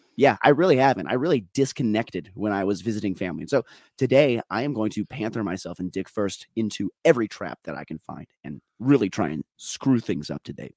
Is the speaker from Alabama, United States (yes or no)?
no; Minnesota, United States; also born or lived in Colorado; I'm too Minnesotan